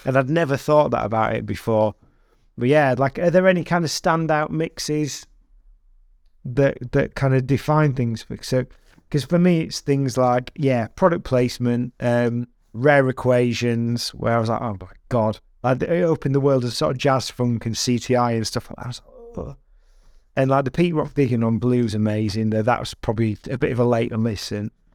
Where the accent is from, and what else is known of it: United Kingdom